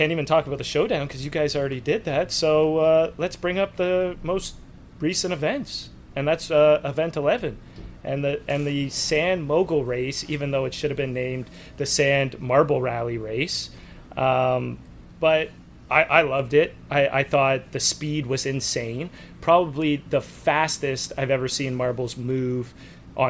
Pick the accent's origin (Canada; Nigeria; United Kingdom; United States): Canada; I'm Canadian.